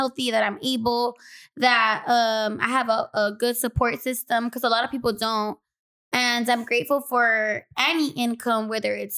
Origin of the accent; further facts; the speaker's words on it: Los Angeles, California, United States; I was born and raised in South Central